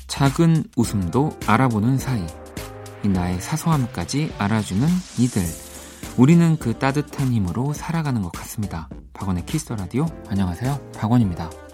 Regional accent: South Korea; 한국에서만 뭐 나고 자랐고 지내니까

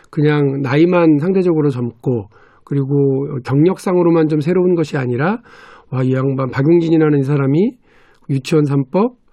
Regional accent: North Jeolla, South Korea; 제가 전라북도 사람인데요.

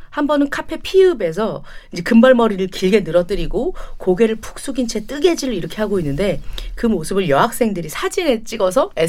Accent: British Columbia, Canada; Korean is a second language; 사실 저는 밴쿠버 출신 아니거든요. 아. 밴쿠버에서 멀지 않은 작은 시골 마을 출신인데

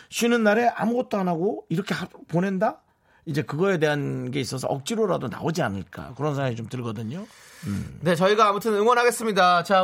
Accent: Bupyeong, Incheon, South Korea; 저의 고향이잖아요. 부평은 또.

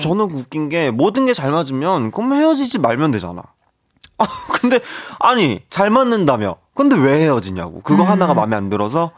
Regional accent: Wonju, Gangwon, South Korea; moved away; 제가 원주의 아들이거든요. 제가 원주 사람입니다

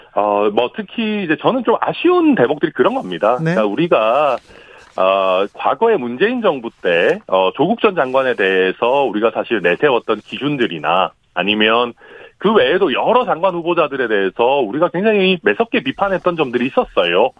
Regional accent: Daegu, South Korea; moved away; also born or lived in Suncheon; 대구가 제 고향이니까, 네. 저는 대구에서 일정 부분 살고 학교도 다니고 했기 때문에

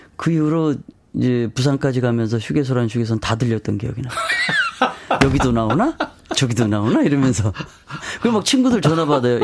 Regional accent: Jeju, South Korea; 제가 고향이 제주도 아니에요

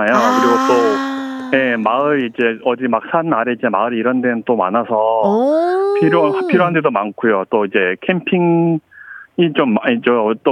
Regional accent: Tongyeong, South Gyeongsang, South Korea; also born or lived in Gwangju / Jeju; now in Andong, South Korea; 고향은 또 통영이에요.

